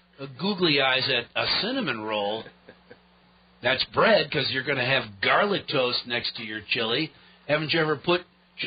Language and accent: English; Michigan, United States; moved away; also born or lived in New Hampshire; my dad's from Michigan, I grew up in Michigan, where beans are an occasional member of the family